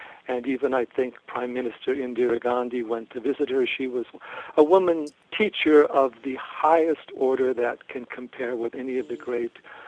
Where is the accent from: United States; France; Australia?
United States; as an American, young American